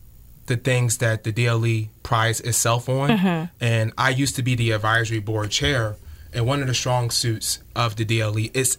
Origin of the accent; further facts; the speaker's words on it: Camden, New Jersey, United States; moved away; I grew up in Camden, New Jersey. Mm-hmm. And Camden, New Jersey, back in 2008, was the murder capital of the United States. So it was a tough inner city, low economic background.